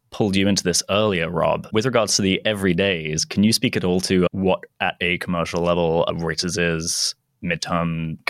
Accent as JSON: {"language": "English", "town": "Hounslow", "region": "London", "country": "United Kingdom", "also_born_or_lived": "United States", "said": "I will have you know, Dom, that I am from the London borough of Hounslow, and we, in fact, all sound like that over here. No, I went to university in the US, so I did 4 years for my undergrad"}